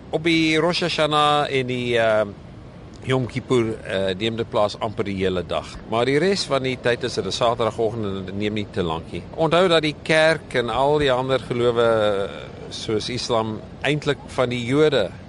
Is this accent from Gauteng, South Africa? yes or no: no; Thaba Nchu, Free State, South Africa; moved away; Ek kom oorspronklik van die Vrystaat van eh, wat ek in my jongerde ja gedink het was die middel van die heelal en dit is Tabanchu in die Vrystaat